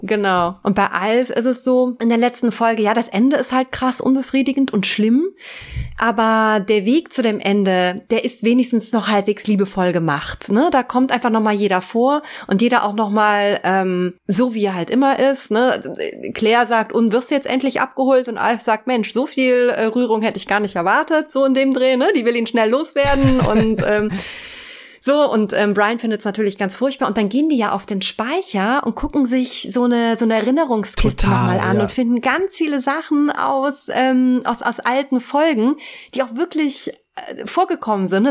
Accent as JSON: {"language": "German", "country": "Germany", "tie": "born or raised there", "said": "ich komme aus der Eifel und ähm, richtig vom Dorf"}